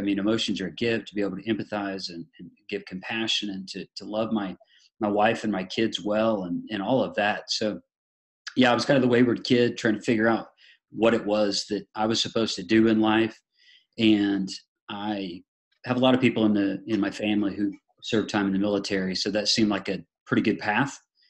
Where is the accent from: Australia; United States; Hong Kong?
United States; Illinois; now in Dublin, United States; I live in Dublin, Georgia, but originally I'm from Illinois, kind of bounced around a little bit.